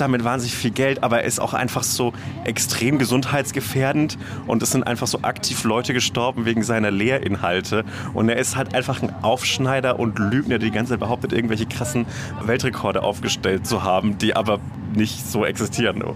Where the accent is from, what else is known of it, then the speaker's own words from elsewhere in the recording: Upper Franconia, Bavaria, Germany; now in Berlin, Germany; in einem äh, sehr behüteten Elternhaus in Oberfranken aufgewachsen bin